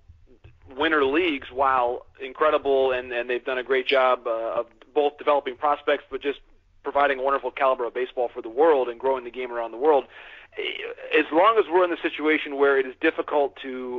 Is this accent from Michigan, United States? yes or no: yes; Michigan, United States; I grew up in Michigan